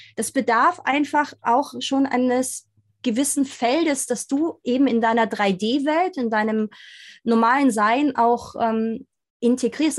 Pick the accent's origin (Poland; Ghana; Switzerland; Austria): Austria; ich bin in Österreich groß geworden